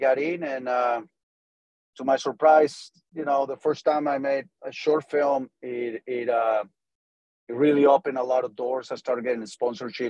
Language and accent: English; Tampico, Tamaulipas, Mexico; English is a second language; moved away as an adult; also born or lived in United States; I was born and raised in Mexico, in Tampico, Mexico. And I moved to the U.S. to learn English when I was around 18 years old